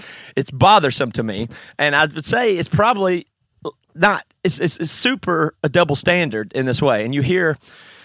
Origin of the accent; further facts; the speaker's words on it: South Carolina, United States; I'm from Sakalana